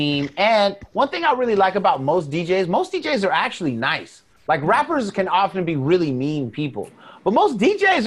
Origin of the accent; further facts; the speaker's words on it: Oakland, California, United States; I'm from the Bay